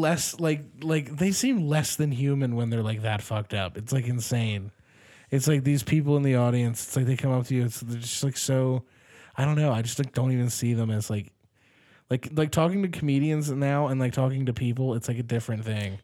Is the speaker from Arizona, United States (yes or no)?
no; Delaware County, Pennsylvania, United States; I grew up in Delco